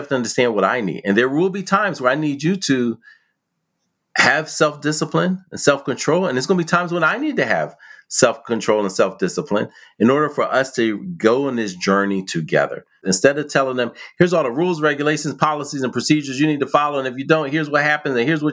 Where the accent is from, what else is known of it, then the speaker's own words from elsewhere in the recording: Philadelphia, Pennsylvania, United States; I grew up in West Philly